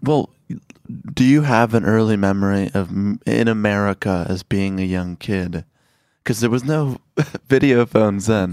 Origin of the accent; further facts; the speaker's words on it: Chicago, Illinois, United States; also born or lived in Mexico; I grew up in Chicago